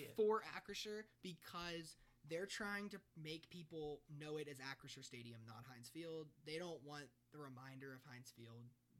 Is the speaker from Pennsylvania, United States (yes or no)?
yes; Pittsburgh, Pennsylvania, United States; I am from Pittsburgh.